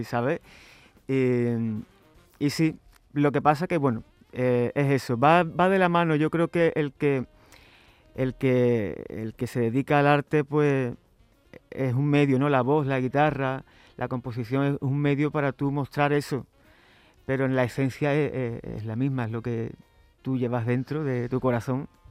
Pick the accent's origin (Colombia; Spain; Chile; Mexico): Spain; Chiclana de la Frontera, Andalusia; en mi tierra, en Chiclana, de la frontera